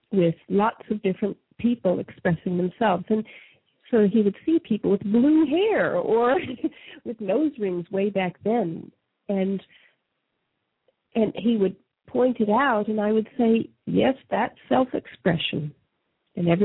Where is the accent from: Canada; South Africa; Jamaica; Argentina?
Canada; moved away; I was raised in Canada.